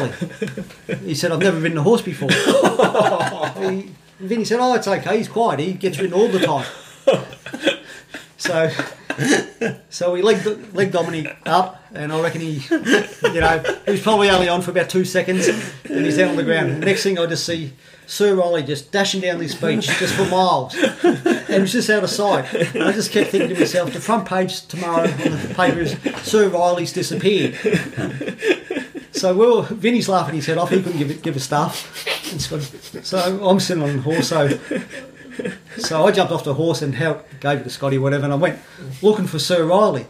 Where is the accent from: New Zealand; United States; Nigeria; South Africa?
New Zealand; Auckland; I come from Auckland